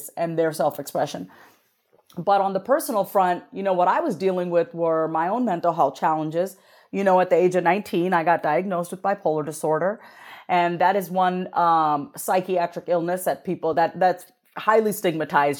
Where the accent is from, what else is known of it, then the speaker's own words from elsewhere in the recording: Long Island, New York, United States; I grew up on Long Island, New York, as a first generation Indian immigrant woman.